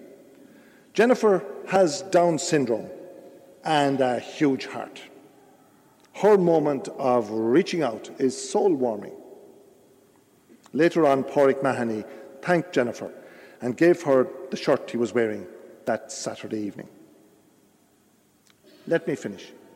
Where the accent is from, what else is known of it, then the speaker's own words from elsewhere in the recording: Ireland; we Irish people